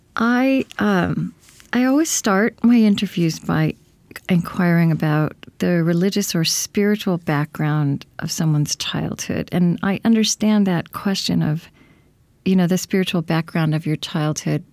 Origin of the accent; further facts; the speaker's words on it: Oklahoma, United States; also born or lived in Minnesota; now in Saint Paul, United States; I, I grew up in Oklahoma